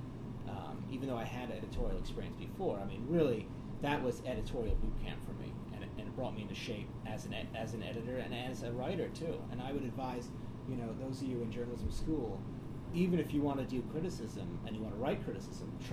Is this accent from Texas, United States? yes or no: no; New York City, New York, United States; I grew up in New York